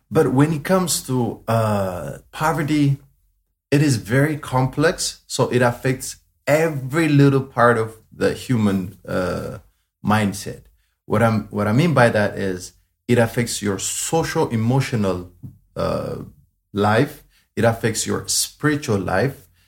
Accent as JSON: {"language": "English", "region": "Addis Ababa", "country": "Ethiopia", "tie": "born or raised there", "said": "Yeah, so I was born in Addis Ababa, but I was born in the biggest slum area in Addis. Um, it's it's it's called Gotera. That's the specific place that I was born in. Uh, yeah, growing up was really, really hard."}